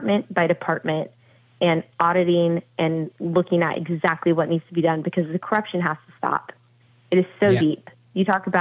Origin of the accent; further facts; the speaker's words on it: California, United States; I'm from California